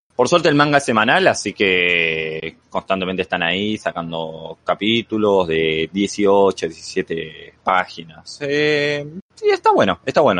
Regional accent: Argentina; moved away as an adult; now in Mexico; soy de Argentina, o sea, soy argentino, pero actualmente estoy residiendo en México

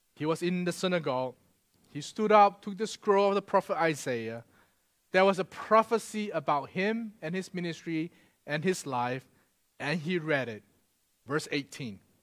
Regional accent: Singapore; moved away; I'm Singaporean

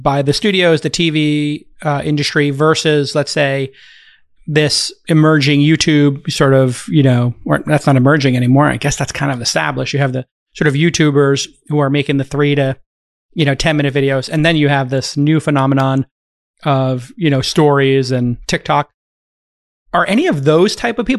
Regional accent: New York City, New York, United States; growing up in New York

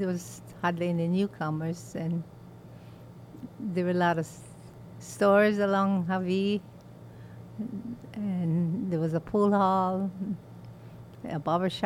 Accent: North Kohala, Hawaii, United States; I was born in North Kohala.

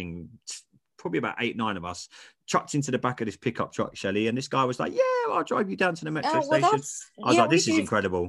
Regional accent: England, United Kingdom; as an English guy

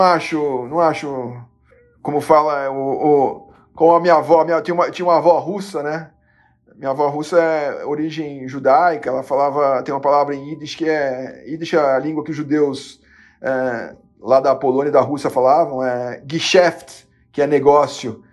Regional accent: Brazil; como brasileiro

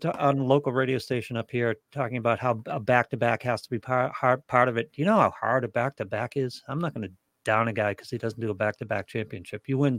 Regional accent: New England, United States; I'm from New England.

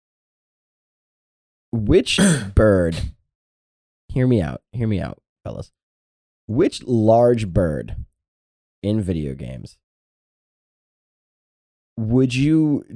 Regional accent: Louisiana, United States; I'm from Louisiana

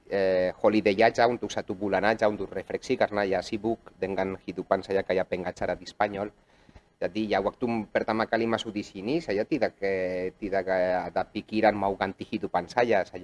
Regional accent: Barcelona, Catalonia, Spain; Indonesian is a second language; moved away as an adult; now in Indonesia; saya orang Spanyol yang sudah 11 tahun tinggal di Indonesia. Saya lahir di kota Barcelona.

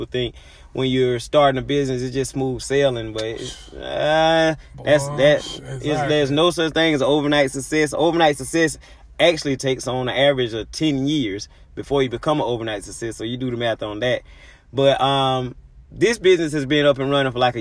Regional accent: Albany, Georgia, United States; I'm from Albany, Georgia

